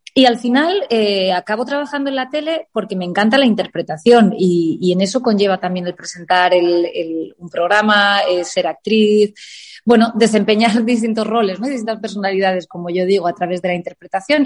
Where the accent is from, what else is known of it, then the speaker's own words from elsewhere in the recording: Elche, Valencian Community, Spain; moved away as an adult; also born or lived in Alicante / Madrid; now in Palma de Mallorca, Spain; es verdad que soy nacida en Alicante, pero he vivido toda mi infancia en Elche y a los 18 años me voy a Madrid